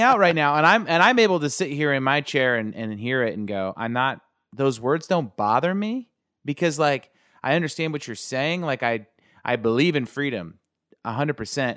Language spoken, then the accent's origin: English; United States; as a kid growing up in America